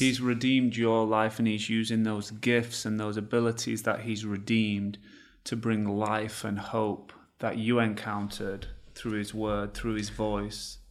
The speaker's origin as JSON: {"language": "English", "region": "England", "country": "United Kingdom", "moved": "yes", "lives_now": "United States", "said": "I come from England. I didn't grow up knowing the Lord. I now live in, in America."}